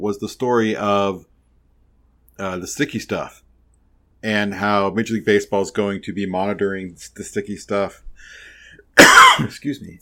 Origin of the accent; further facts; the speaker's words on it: Chicago, Illinois, United States; As a Chicagoan